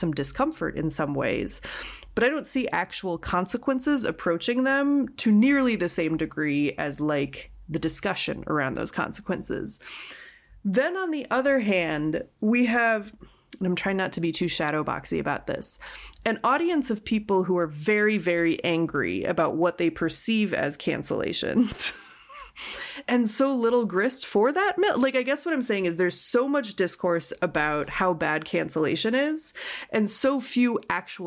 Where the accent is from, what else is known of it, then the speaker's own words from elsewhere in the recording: Minneapolis, Minnesota, United States; I'm from Minneapolis